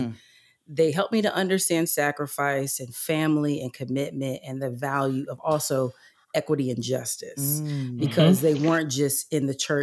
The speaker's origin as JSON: {"language": "English", "region": "North Carolina", "country": "United States", "tie": "born or raised there", "also_born_or_lived": "Texas", "said": "Then we moved because he was taking a leap and my mom was taking a leap. And we moved to North Carolina"}